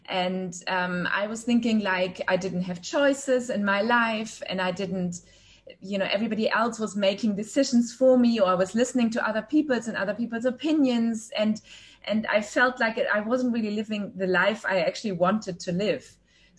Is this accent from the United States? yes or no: no; Germany; now in Dubai, United Arab Emirates; I'm originally from Germany, but I've lived across many countries and now for 9 years here in Dubai.